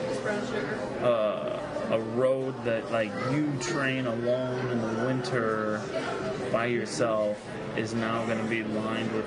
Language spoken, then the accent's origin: English; Colorado Springs, Colorado, United States; my hometown of Colorado Springs